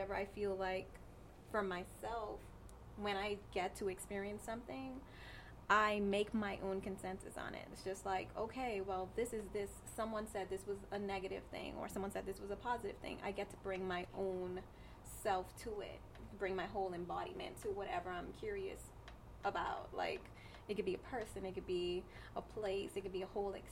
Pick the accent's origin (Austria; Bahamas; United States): Bahamas; I'm from the Bahamas. I am currently a chemist.